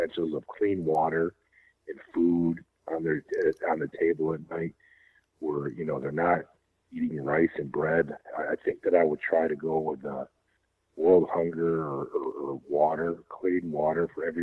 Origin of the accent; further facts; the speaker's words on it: New York, United States; I'm from New York, sir